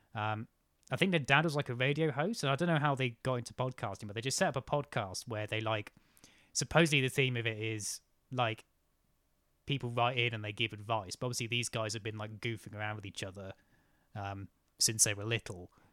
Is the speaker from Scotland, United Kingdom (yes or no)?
no; near Cambridge, East of England, United Kingdom; I grew up near Cambridge